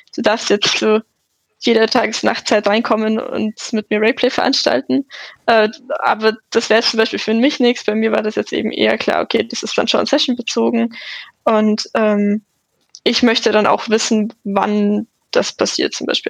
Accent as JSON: {"language": "German", "town": "Munich", "region": "Bavaria", "country": "Germany", "said": "ich komme aus München"}